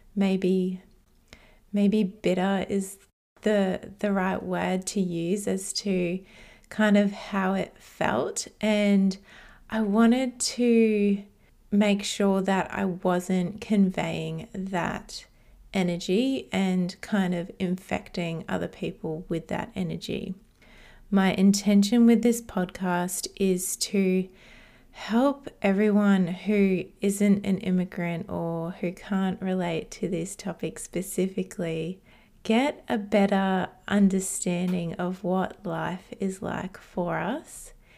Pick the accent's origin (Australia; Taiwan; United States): Australia; also born or lived in Hungary; I moved to Australia from Hungary, which is where I was born, when I was two years old.